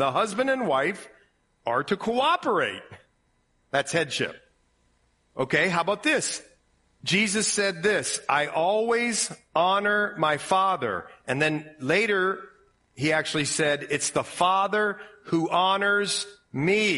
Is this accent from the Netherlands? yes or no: no; Ohio, United States; accent: Ohio; My Ohio accent